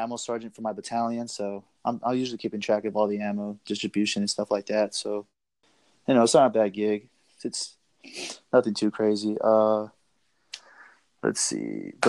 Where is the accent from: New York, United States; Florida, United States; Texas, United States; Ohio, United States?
Texas, United States; El Paso; I'm from El Paso, so it's home.